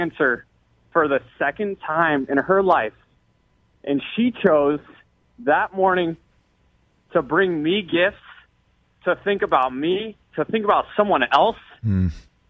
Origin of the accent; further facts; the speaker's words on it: St. Petersburg, Florida, United States; I'm from St. Pete, that is my community